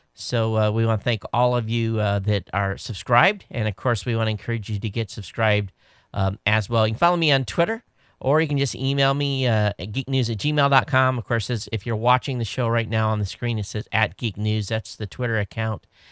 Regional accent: Quincy, Michigan, United States; I grew up in Southern Michigan. Uh, for those of you watching, uh, um, I lived, uh, at the bottom of the state, Stone's Throw from the In-, Indiana state line in a small town called Quincy. It's where I went to high school

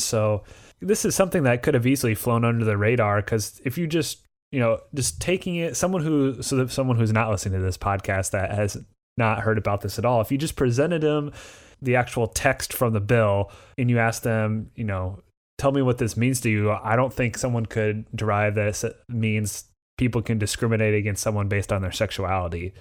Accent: Indiana, United States; I'm from Indiana.

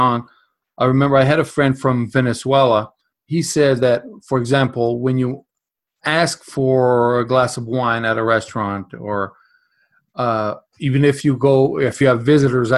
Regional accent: Portugal; now in Canada; I grew up in Europe, in Portugal

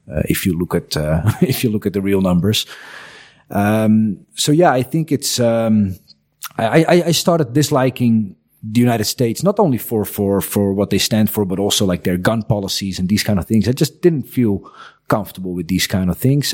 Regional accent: Netherlands; English is a second language; moved away as an adult; now in Croatia; as a kid growing up in the Netherlands

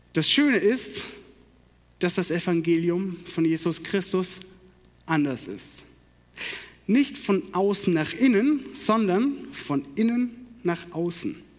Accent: Karlsruhe, Baden-Württemberg, Germany; accent: Baden; moved away; Ich komme gebürtig aus Karlsruhe

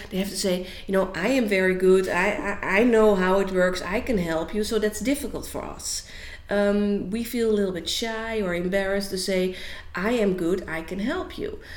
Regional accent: Netherlands; I am from Holland, and um, in Holland, I work as a business coach

